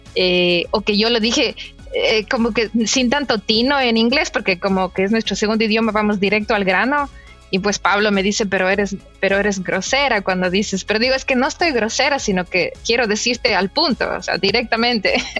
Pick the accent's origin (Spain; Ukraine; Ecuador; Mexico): Ecuador; moved away as an adult; now in Canada; nadie habla inglés en mi país, mi familia no habla inglés